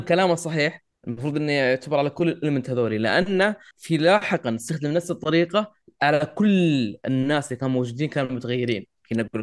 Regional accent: Saudi Arabia; عندنا في السعوديه احنا

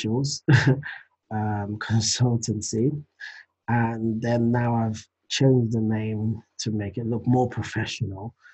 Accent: London, United Kingdom; also born or lived in Nigeria; I was born in London, raised in Nigeria for just a few years, and came back to London and been in London ever since. So yeah, from the UK.

